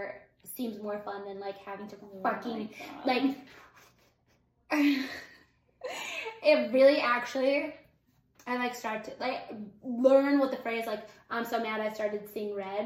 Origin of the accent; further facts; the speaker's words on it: United States; I'm an American